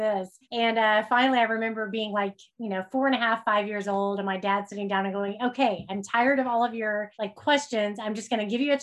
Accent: Oklahoma, United States; I grew up in Oklahoma

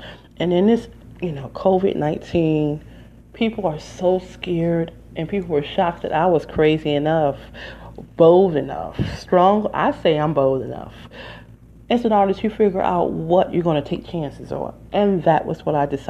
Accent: Detroit, Michigan, United States; now in New Jersey, United States; I'm from Detroit, Michigan originally, but I lived there 20 years

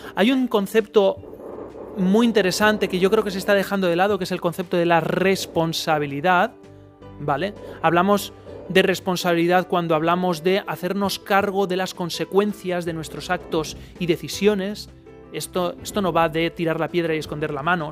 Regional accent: Spain

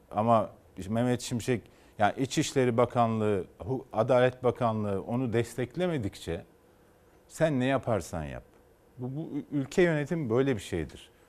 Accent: Turkey; Hepimiz bu ülkede doğduk, bu ülkede büyüdük. Kendi nesillerimizi de burada sürdürmek istiyoruz. Hepimiz bu ülkeyi seviyoruz.

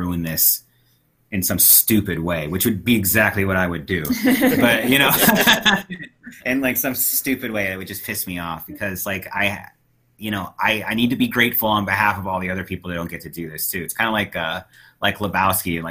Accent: United States; also born or lived in St. Louis

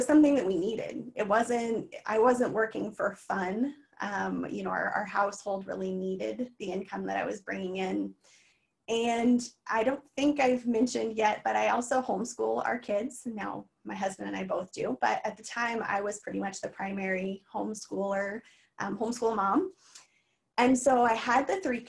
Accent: Missouri, United States; moved away as an adult; also born or lived in East Coast; we moved back to the state or to my hometown in Missouri

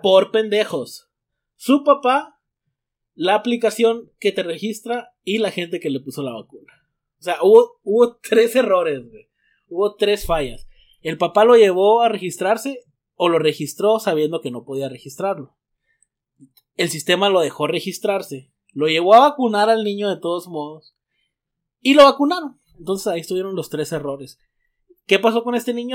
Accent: Mexico; now in United States; soy mexicano

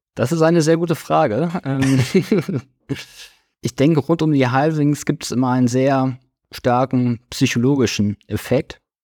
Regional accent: Krefeld, North Rhine-Westphalia, Germany; 32 Jahre alt, ich komme aus Krefeld, Nähe von Düsseldorf

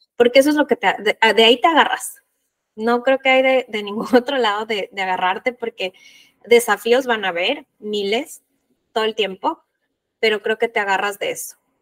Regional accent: Ecuador; yo soy de Ecuador

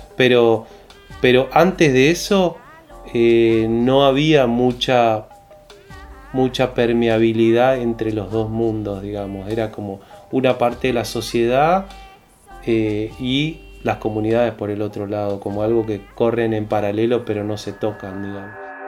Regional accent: Resistencia, Chaco, Argentina; yo crecí en Resistencia

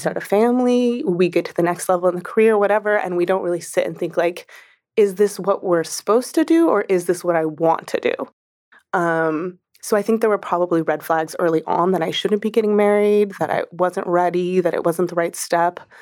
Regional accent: New York, United States; especially as a New Yorker, especially as a woman New Yorker

